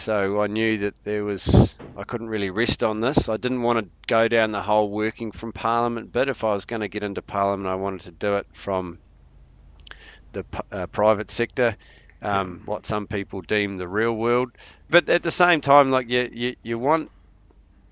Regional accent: Wairarapa, Wellington, New Zealand; it's growing up here, it's a pretty special place, and it gets in your blood.

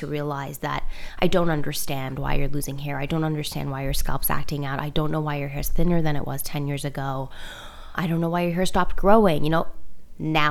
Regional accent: Toronto, Ontario, Canada; moved away as an adult; also born or lived in Iran; now in New York, United States; I grew up born in Iran, grew up in Toronto

